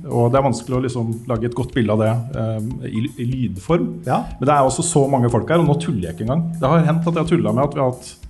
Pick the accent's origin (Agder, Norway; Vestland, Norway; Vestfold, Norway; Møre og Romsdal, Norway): Vestland, Norway; Bergen; folk er ikke så opptatt av at jeg er fra Bergen.